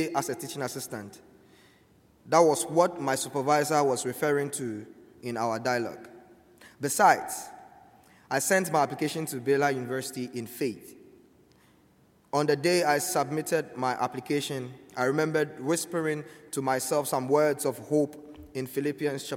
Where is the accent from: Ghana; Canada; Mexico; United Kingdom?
Ghana; moved away as an adult; now in United States; I am from Ghana.